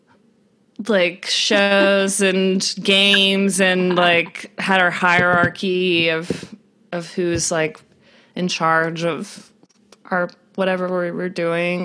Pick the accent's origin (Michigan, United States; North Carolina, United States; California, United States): North Carolina, United States; also born or lived in Georgia; I grew up, originally I grew up with like 3 sisters and, 2 parents in North Carolina.